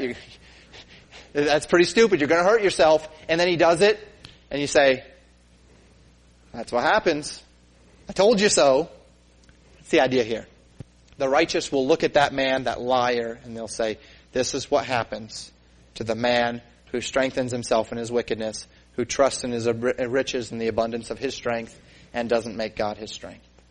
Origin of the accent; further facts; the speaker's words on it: Colorado, United States; growing up in Colorado